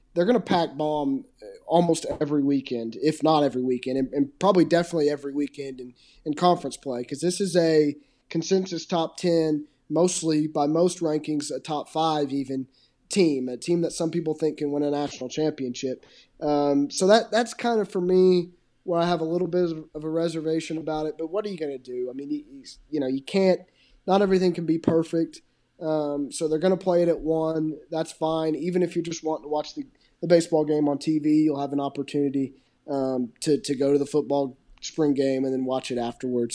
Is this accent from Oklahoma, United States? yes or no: yes; Oklahoma, United States; I'm from Oklahoma